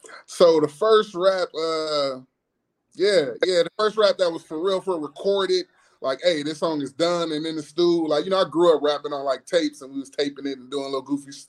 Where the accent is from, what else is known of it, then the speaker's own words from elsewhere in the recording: Peoria, Illinois, United States; Because I got niggas who I grew up with in Peoria who I think nice who'd have moved away.